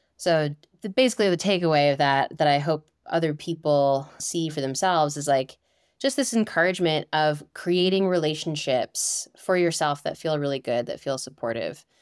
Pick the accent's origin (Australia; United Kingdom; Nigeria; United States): United States; Northeast; moved away; I am from the Northeast originally, and I grew up climbing in Romney